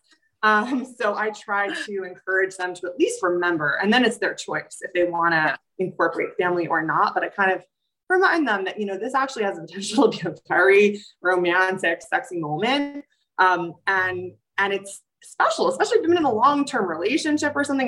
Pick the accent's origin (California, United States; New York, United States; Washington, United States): New York, United States; New York City; I'm a New Yorker too, so we tend to run a little anxious because we're in this um, super fast-paced city